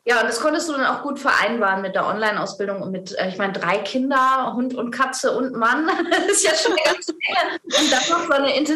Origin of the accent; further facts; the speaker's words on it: Bavaria, Germany; Ich komme aus Bayern, aus der Nähe {S1} von Ingolstadt.